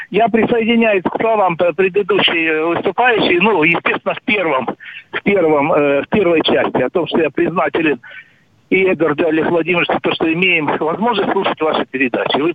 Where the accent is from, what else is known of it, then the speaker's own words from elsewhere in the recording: Sevastopol, Ukraine; в Севастополе, в моем родном городе, где я 61 год живу